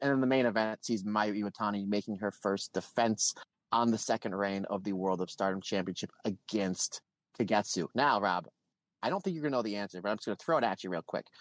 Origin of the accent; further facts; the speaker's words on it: Old Forge, Pennsylvania, United States; my hometown of Old Forks, Pennsylvania, pizza capital of the world